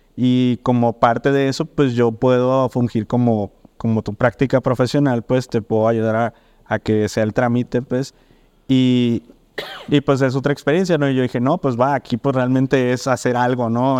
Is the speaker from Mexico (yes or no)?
yes; Mazatlán, Sinaloa, Mexico; moved away as an adult; now in Guadalajara, Mexico; yo soy de Mazatlán, me vine a estudiar la carrera aquí a los 19 años